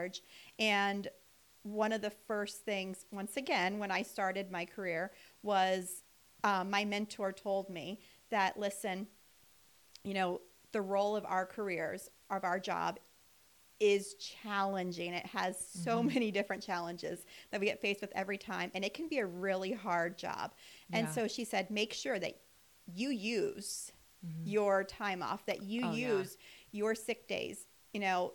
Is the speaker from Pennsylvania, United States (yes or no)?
yes; Lancaster County, Pennsylvania, United States; now in Lebanon County, United States; I grew up in Lancaster County, so Lebanon County is a lot like home to me.